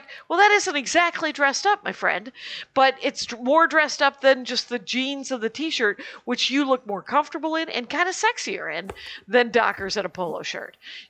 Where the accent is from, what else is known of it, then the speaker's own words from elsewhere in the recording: Wisconsin, United States; we're from Wisconsin.